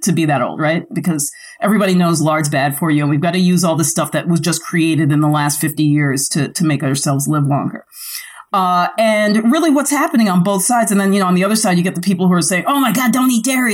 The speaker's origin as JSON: {"language": "English", "town": "New York City", "region": "New York", "country": "United States", "tie": "born or raised there", "said": "I grew up in the Bronx where everything had to be shipped"}